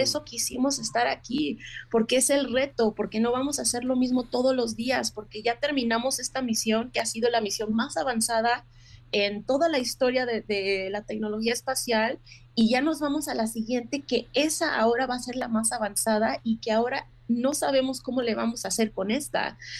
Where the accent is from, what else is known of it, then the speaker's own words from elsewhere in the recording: Mexico; now in United States; como mujer mexicana